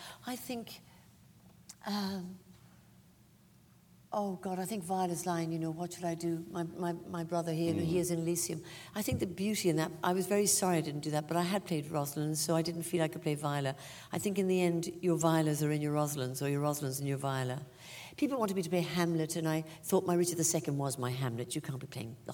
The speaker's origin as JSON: {"language": "English", "country": "Ireland", "accent": "Irish", "moved": "as an adult", "lives_now": "England", "said": "my accent as being very Irish, but I don't experience it as"}